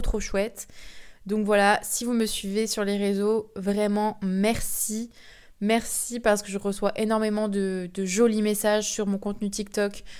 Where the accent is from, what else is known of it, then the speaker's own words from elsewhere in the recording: France; je suis française